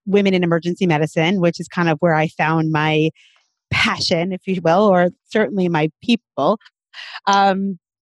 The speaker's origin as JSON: {"language": "English", "town": "New York City", "region": "New York", "country": "United States", "tie": "born or raised there", "said": "I'm a Brooklyn girl, born and bred in Brooklyn"}